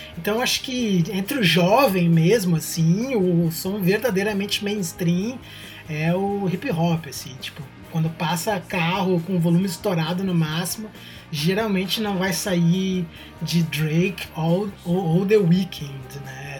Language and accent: Portuguese; Brazil; now in Canada; pra gente que é brasileiro